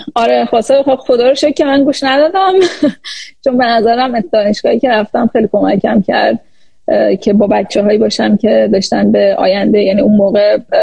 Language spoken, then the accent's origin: Persian; Iran; moved away as an adult; also born or lived in Louisiana, United States / Los Angeles, United States; now in New York, United States; اصالتا ایرانی هستم ایران به دنیا اومدم